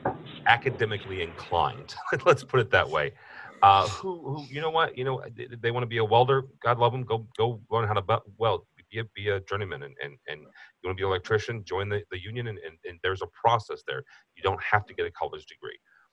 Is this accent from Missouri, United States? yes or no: yes; St. Louis, Missouri, United States; You know, I'm from St. Louis. The St. Louis Cardinals are here.